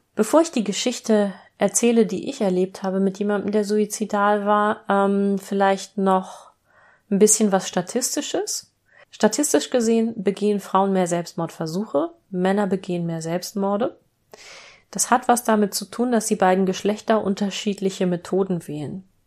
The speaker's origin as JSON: {"language": "German", "town": "Hanover", "region": "Lower Saxony", "country": "Germany", "tie": "born or raised there", "said": "meine Heimatstadt Hannover"}